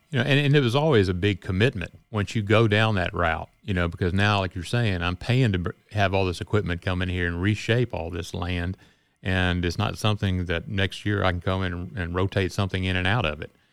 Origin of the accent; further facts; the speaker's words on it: Cleveland, Mississippi, United States; also born or lived in Greenville, Mississippi / Louisiana; I was born in Greenville and grew up in Cleveland and had a chance to come back home